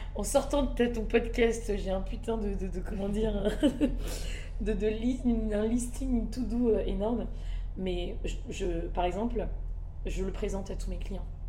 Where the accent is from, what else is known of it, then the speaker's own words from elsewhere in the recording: Madagascar; Je suis malgache et c'est très important pour moi des deux parents